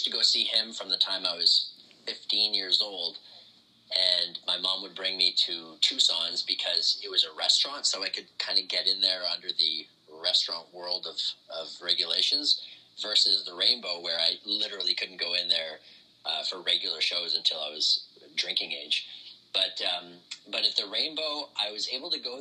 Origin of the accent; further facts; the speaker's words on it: Ottawa, Ontario, Canada; born and raised in Ottawa, Canada.